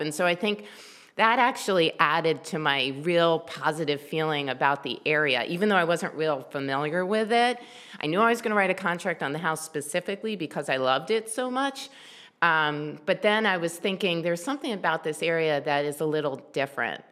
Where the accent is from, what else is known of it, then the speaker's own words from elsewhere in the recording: Columbia, Maryland, United States; also born or lived in Silver Spring, Maryland / Baltimore, Maryland; I grew up in Columbia, Maryland. I actually wasn't born there. I was born in Silver Spring